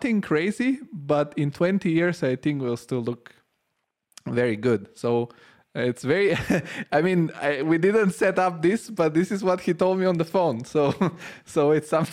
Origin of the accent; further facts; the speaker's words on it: Rome, Lazio, Italy; moved away as an adult; now in Frankfurt, Germany; I come from Rome, where every single little street gives you a surprise